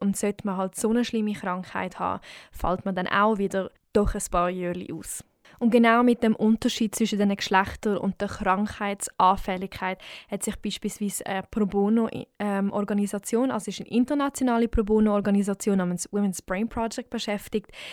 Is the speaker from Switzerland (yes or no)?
yes; Switzerland; bei uns in der Schweiz